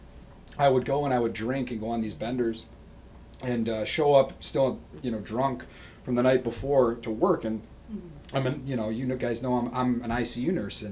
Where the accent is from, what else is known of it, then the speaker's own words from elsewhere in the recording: Rochester, New York, United States; moving back to my home city. I'm originally from Rochester, New York